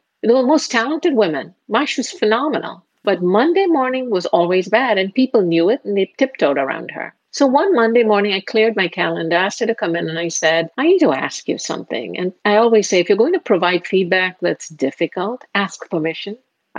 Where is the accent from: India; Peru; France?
India; moved away as an adult; now in United States; Marriage brought me to the U.S. And since I'm from India, a marriage was arranged.